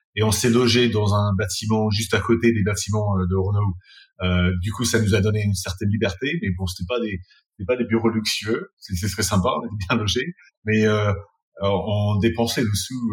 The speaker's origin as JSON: {"language": "French", "region": "England", "country": "United Kingdom", "also_born_or_lived": "France", "moved": "yes", "lives_now": "London, United Kingdom", "said": "je suis anglais"}